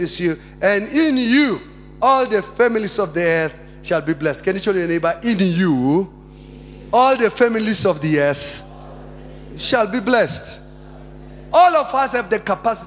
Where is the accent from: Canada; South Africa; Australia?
South Africa; I'm a Christian first, then I'm a South African.